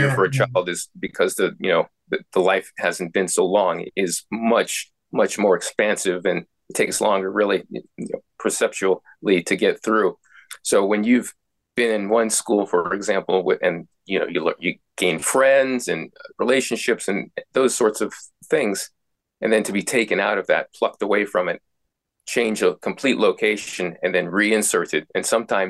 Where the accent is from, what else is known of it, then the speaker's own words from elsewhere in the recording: United States; I'm from the United States of America. Can probably tell by the way I speak your language a little bit differently. And I grew up, you know, in a military household.